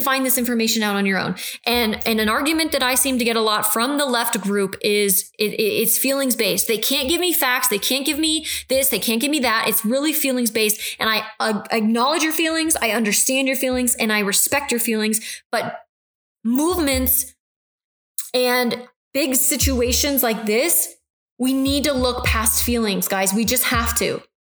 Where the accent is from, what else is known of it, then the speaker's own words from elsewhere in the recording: United States; I'm so passionate about being an American and a proud American